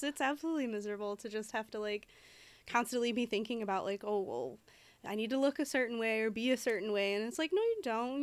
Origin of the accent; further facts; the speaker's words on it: Detroit, Michigan, United States; I am from Detroit